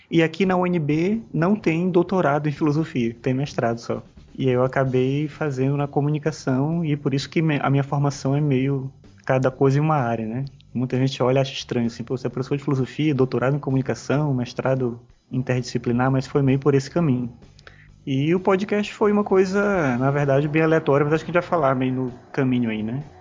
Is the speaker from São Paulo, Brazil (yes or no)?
no; São Luís, Maranhão, Brazil; moved away as an adult; now in Brasília, Brazil; Na verdade, eu sou maranhense, né? Sou de São Luís. E eu vim para cá por conta desse concurso.